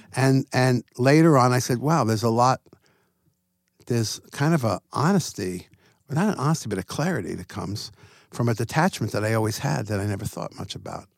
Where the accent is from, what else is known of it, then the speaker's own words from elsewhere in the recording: Long Island, New York, United States; I grew up in Long Island, New York